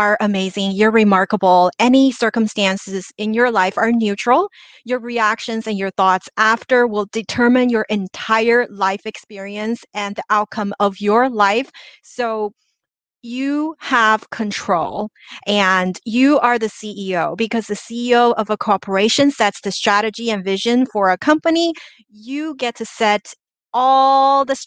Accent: China; now in Los Angeles, United States; I grew up in China, immigrated to the US

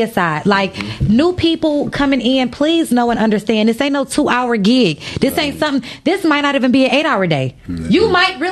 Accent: Detroit, Michigan, United States; I'm from Finkel.

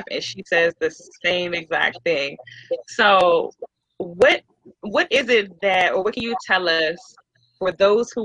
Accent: Maryland, United States; also born or lived in Florida; I was born and raised here in Maryland.

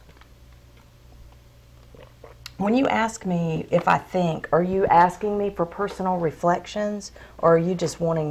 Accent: the South, United States; growing up in the South

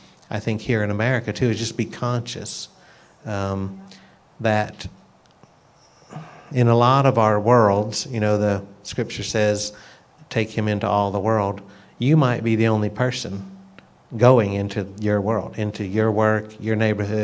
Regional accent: United States; as an American who lived a lot of my life as a, like a nominal Christian

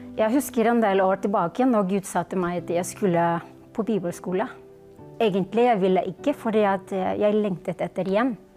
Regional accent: Philippines; Norwegian is a second language; now in Norway; jeg kommer fra Filippinene

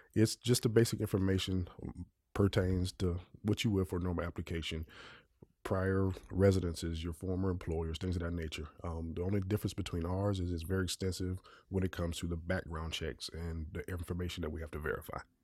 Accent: Kentucky, United States; I grew up in Kentucky where we left the doors open, screen doors.

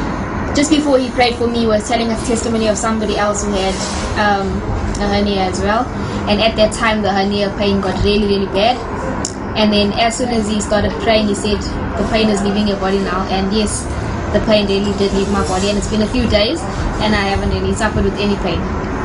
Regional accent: South Africa; from South Africa.

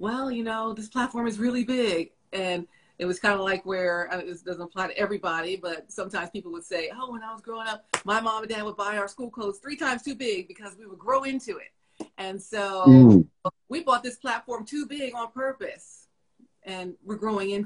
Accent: Philadelphia, Pennsylvania, United States; moved away; we're from Philly, we got these Philly people

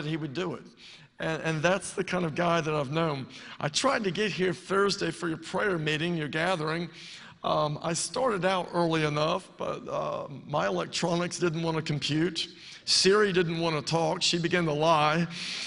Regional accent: Pensacola, Florida, United States; We're from Pensacola area, Pensacola, Florida

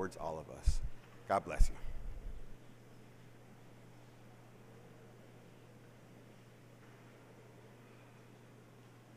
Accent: Managua, Nicaragua; the city I was born in Managua, Nicaragua

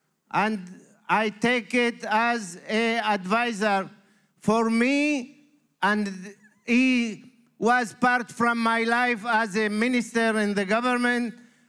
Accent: Israel; English is a second language; my home in Israel, in the Holy Land.

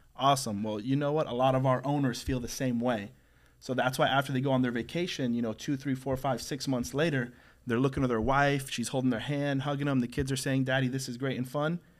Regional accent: St. Cloud, United States; I was raised in Saint Cloud for twenty years

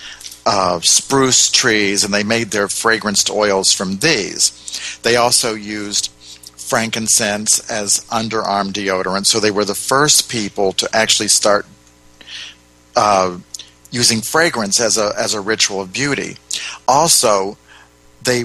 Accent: United States; being an American

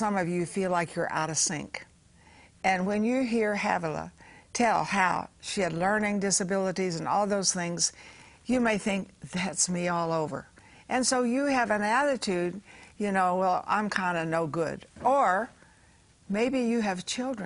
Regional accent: Texas, United States; I was born in Texas

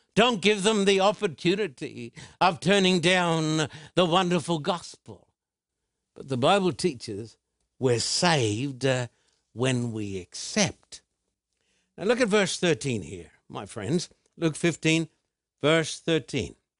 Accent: Australia; When I was a boy growing up in Australia, I was taken to church

